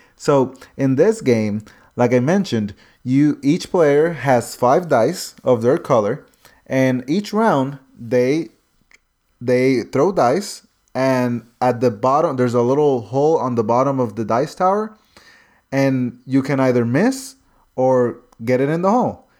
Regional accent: North Carolina, United States; I'm from North Carolina

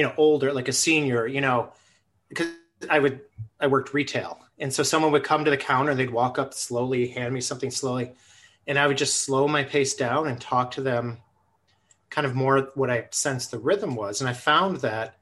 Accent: Buffalo, New York, United States; moved away as an adult; now in Twin Cities, United States; I grew up in Buffalo, New York

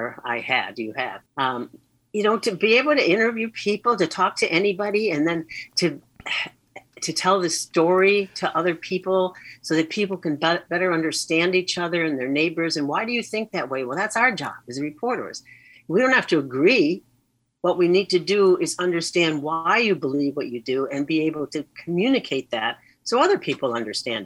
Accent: Boston, Massachusetts, United States; also born or lived in Chicago; we moved from Chicago to Boston

